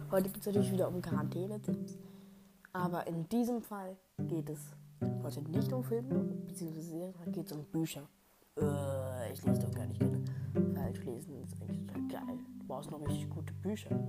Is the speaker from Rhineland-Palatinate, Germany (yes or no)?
yes; Rhineland-Palatinate, Germany; von meinen Experiences aus dem Dorf, wo ich aufgewachsen bin, in der Pfalz. Ich sage euch nicht wo, aber es ist in der Pfalz, in Kaff.